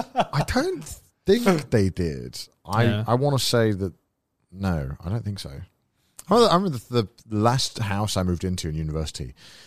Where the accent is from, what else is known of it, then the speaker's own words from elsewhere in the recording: Wales, United Kingdom; now in Japan; I'm Welsh, dude. I'm Welsh, bro.